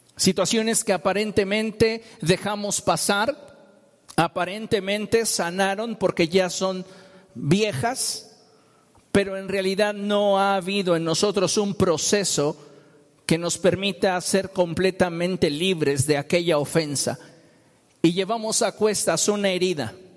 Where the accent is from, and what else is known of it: Mexico